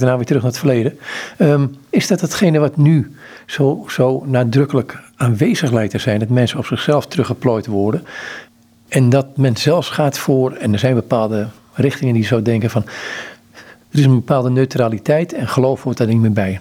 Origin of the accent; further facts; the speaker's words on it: Amsterdam, North Holland, Netherlands; also born or lived in Rotterdam; Ik ben in Amsterdam opgegroeid